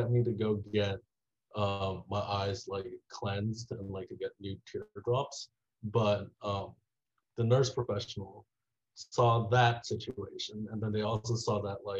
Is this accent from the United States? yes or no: no; Taiwan; I grew up in Taiwan